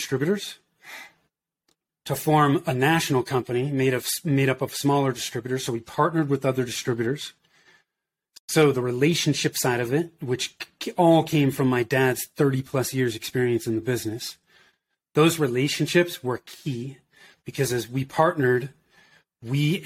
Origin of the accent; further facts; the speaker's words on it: Danville, California, United States; moved away as an adult; also born or lived in Oakland, California / Denver, Colorado; I grew up in Northern California in the Bay Area, so in the East Bay, if you're familiar with that. I grew up in Danville